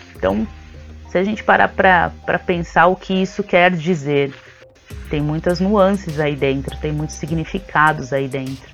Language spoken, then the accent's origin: Portuguese; São Paulo, Brazil; Eu nasci aqui na região da Cachoeirinha, né, na zona norte de São Paulo. Cresci aqui na região, perto da Brasilândia